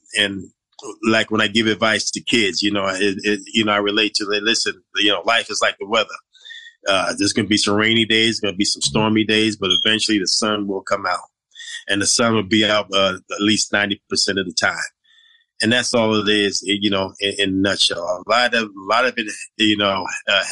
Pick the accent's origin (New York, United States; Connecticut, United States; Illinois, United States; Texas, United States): New York, United States; New York City; growing up in Brooklyn